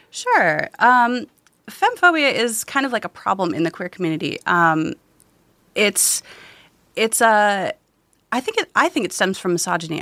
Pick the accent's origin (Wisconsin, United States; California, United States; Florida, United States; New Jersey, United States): Wisconsin, United States; growing up in Wisconsin